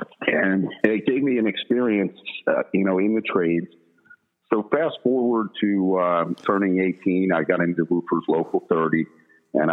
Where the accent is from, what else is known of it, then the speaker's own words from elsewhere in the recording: Delaware County, Pennsylvania, United States; I grew up in Delco